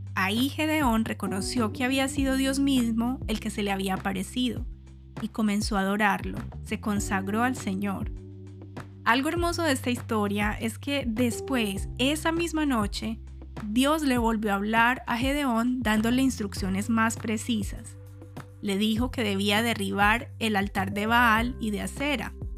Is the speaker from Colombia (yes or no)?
yes; Colombia; mi país natal, Colombia